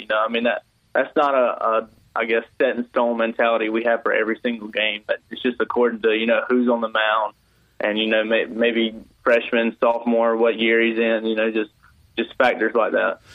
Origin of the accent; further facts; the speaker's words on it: South Georgia, United States; I'm from South Georgia, so I was a pretty big Braves fan.